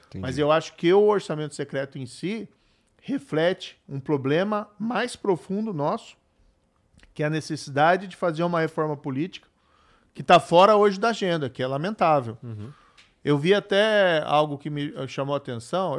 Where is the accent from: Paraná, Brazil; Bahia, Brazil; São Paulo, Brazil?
Paraná, Brazil; o, estado onde eu nasci